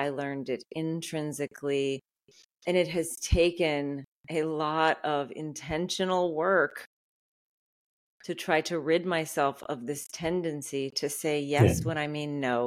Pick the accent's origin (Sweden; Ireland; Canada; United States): United States; outside of New Orleans, Louisiana; I was raised in the Deep South outside of New Orleans.